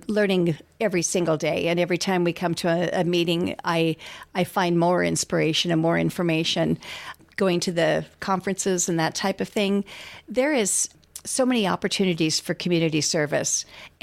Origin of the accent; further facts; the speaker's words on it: McCook, Nebraska, United States; moved away; I am originally from McCook, left for 45 years, recently came back